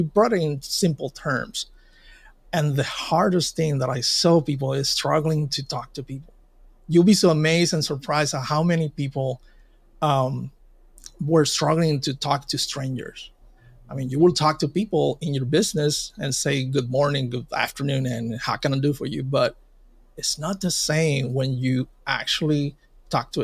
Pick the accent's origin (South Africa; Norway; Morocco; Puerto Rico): Puerto Rico; in my hometown and in Puerto Rico, we got hit by Hurricane Maria